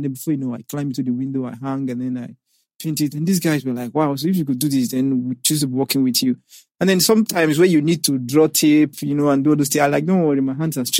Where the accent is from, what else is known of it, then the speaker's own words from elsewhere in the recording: Edo, Nigeria; Yeah, my secondary primary school was basically in the village. I'm from Edo State.